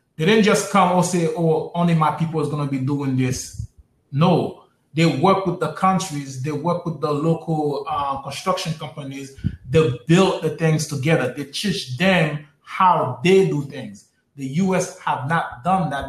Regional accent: United States; Us as African American

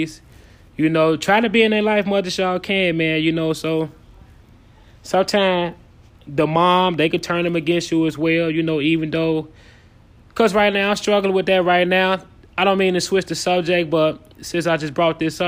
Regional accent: Chicago, Illinois, United States; now in Minneapolis, United States; I'm also from Chicago, Illinois

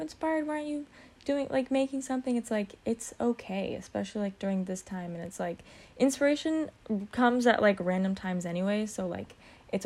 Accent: Redondo Beach, California, United States; in high school, like, in my hometown. I mean, Redondo Beach

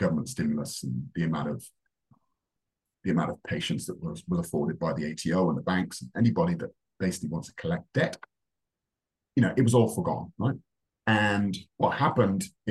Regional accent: Wales, United Kingdom; moved away as an adult; also born or lived in Reading / London; now in Australia; in Wales, where I'm from, as you can tell, I'm not Australian, you go on work experience at 13

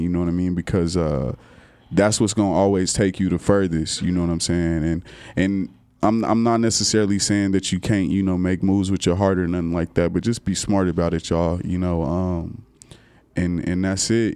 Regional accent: Kansas, United States; now in Texas, United States; I come from Kansas

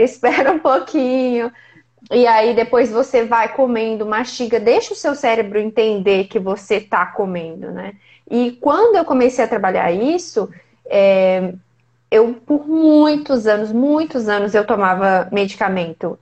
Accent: Ubá, Minas Gerais, Brazil; now in Ribeirão Preto, Brazil; Eu sou de Ubá, vizinha quase

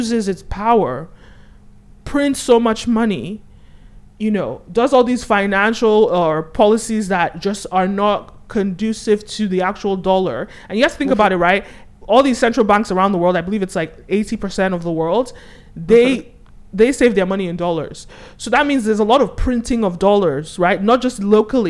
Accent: United States; I'm an American person

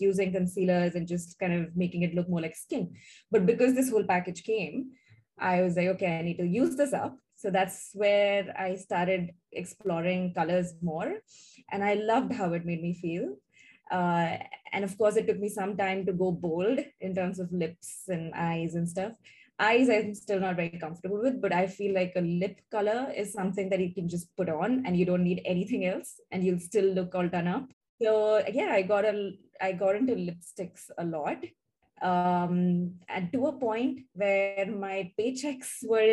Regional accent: India; moved away as an adult; now in Singapore; we are originally from India. We moved to Singapore in 2012

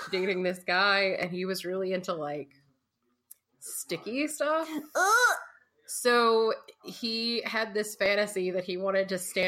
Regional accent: Kentucky, United States; I'm from Kentucky

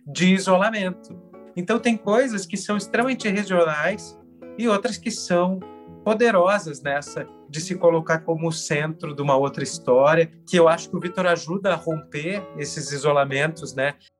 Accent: Rio Grande do Sul, Brazil; accent: gaúcho; eu era gaúcho na mesa, deve ter ouvido meu sotaque

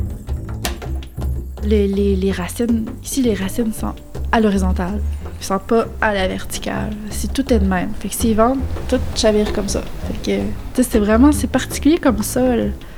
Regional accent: Beauce, Quebec, Canada; now in Îles-de-la-Madeleine, Canada; j'ai grandi en Beauce

